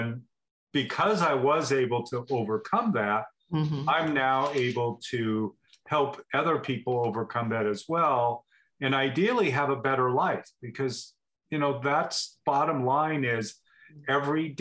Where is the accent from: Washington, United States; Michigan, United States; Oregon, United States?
Oregon, United States; Portland; now in Bend, United States; I grew up in Portland